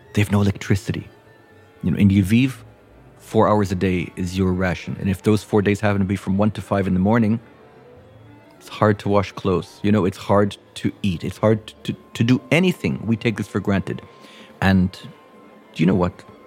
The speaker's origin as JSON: {"language": "English", "country": "United States", "tie": "born or raised there", "said": "as Americans"}